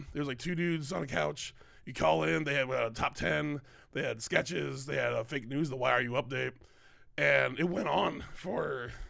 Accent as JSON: {"language": "English", "town": "Bloomington", "region": "Minnesota", "country": "United States", "tie": "born or raised there", "said": "I grew up in Minnesota, in Bloomington, Minnesota."}